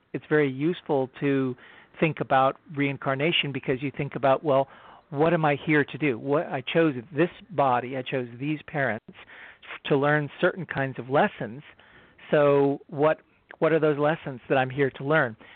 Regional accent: United States; I'm an American

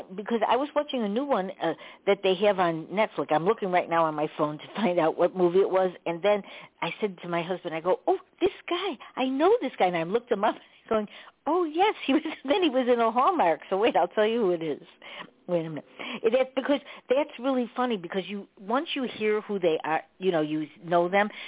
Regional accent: Chicago, Illinois, United States; I'm from Chicago. You know, I grew up in Chicago

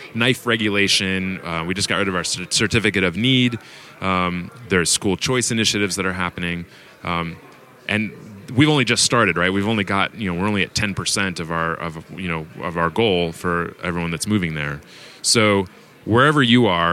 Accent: Phoenix, Arizona, United States; now in New Hampshire, United States; I grew up in Arizona. I grew up in Phoenix.

